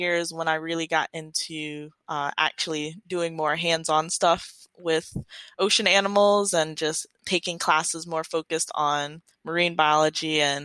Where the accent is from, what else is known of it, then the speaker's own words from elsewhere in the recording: Detroit, Michigan, United States; growing up in Detroit